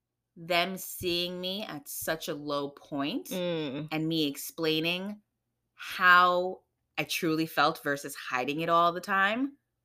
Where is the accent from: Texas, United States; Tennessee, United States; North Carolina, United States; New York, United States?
New York, United States; New York City; And so, yes, I grew up here in America, in the Bronx. But I grew up in a Trini, you know, very traditional Caribbean household.